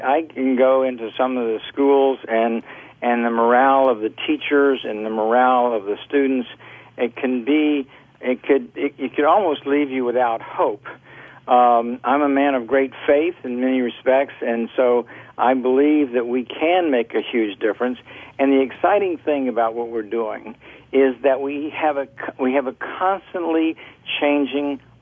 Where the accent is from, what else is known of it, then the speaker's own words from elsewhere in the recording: Orlando, Florida, United States; I grew up in Orlando.